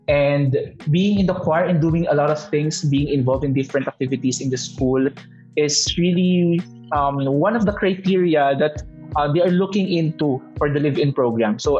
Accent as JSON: {"language": "English", "town": "San Jose", "region": "Calabarzon", "country": "Philippines", "said": "the parish where I came from, San Jose, Batangas, I'm from Batangas"}